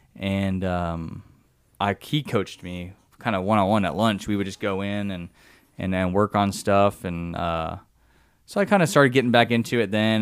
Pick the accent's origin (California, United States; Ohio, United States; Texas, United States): California, United States; San Diego; moved away as an adult; also born or lived in Livermore, California / the US South; born in, uh, Livermore, which is up by San Francisco, but I grew up in San Diego